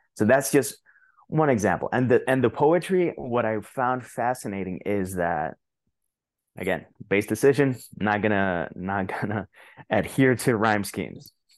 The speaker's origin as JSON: {"language": "English", "country": "Puerto Rico", "second_language": "English", "moved": "as an adult", "said": "I lived thirty-six years in Puerto Rico, but still, my English isn't that bad."}